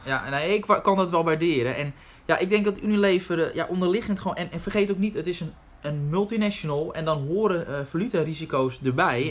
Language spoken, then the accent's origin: Dutch; Netherlands; we zijn als Nederlanders